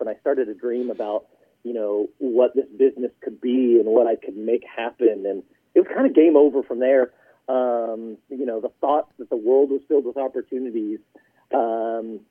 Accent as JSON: {"language": "English", "town": "Houston", "region": "Texas", "country": "United States", "tie": "born or raised there", "also_born_or_lived": "Utah / Colorado", "moved": "as an adult", "said": "I grew up in Houston, but I went to school at BYU"}